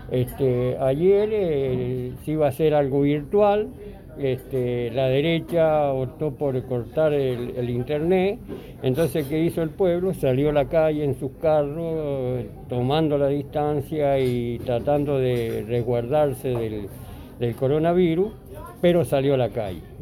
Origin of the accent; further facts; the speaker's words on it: Argentina; moved away as an adult; now in United States; soy argentino, tengo 66 años, estoy hace 20 años acá en Estados Unidos.